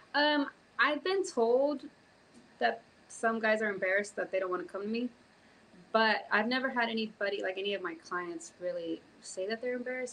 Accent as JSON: {"language": "English", "town": "Houston", "region": "Texas", "country": "United States", "tie": "born or raised there", "also_born_or_lived": "California / Florida / Mexico", "lives_now": "Fort Worth, United States", "said": "lived in Houston up until middle school."}